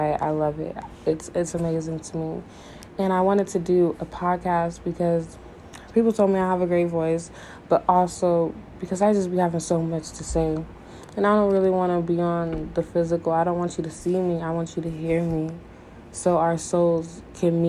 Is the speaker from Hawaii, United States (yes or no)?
no; Richmond, Missouri, United States; also born or lived in Denver, Colorado; I was born in Denver, Colorado, but raised in Richmond, Missouri, a little tiny town in the middle of nowhere